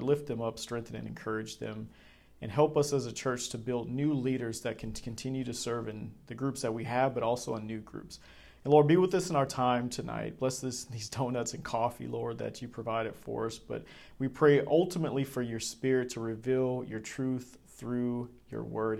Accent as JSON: {"language": "English", "town": "Charlotte", "region": "North Carolina", "country": "United States", "said": "I was from Charlotte, North Carolina"}